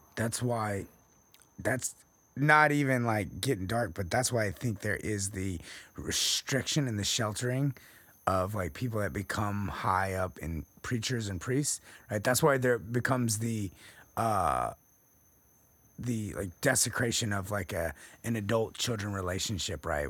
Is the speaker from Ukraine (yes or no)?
no; Texas, United States; I'm from Texas